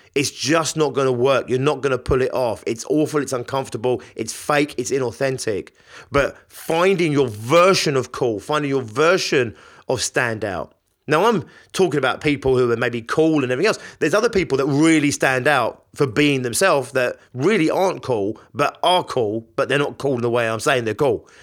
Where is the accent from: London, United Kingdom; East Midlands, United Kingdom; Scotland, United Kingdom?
London, United Kingdom; I'm from London